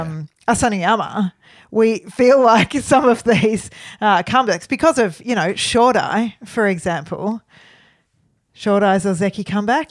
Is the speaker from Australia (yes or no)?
yes; Melbourne, Victoria, Australia; we're from Melbourne